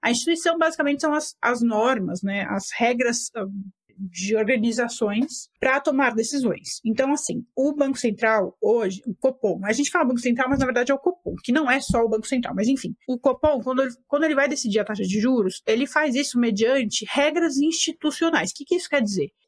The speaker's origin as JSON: {"language": "Portuguese", "country": "Argentina", "second_language": "Portuguese", "said": "Porque eu sou argentino e eu, meu país vive o oposto disso."}